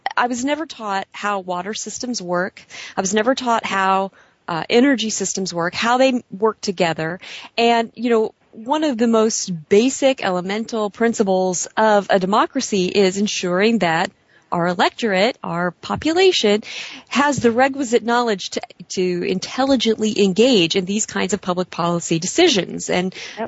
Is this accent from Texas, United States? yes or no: no; California, United States; my home state of California